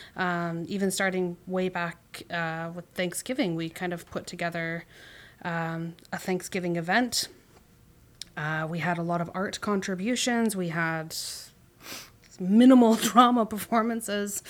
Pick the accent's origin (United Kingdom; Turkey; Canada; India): Canada; we as, as Canadian or Canadian individuals who have grown up here